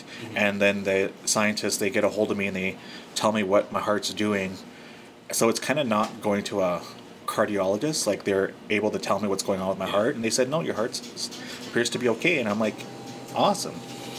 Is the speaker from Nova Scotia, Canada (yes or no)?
no; Saddle Lake, Alberta, Canada; Okay, I've never grew up in Saddle Lake. {S2} Oh, sorry. {S1} But I am from Saddle Lake.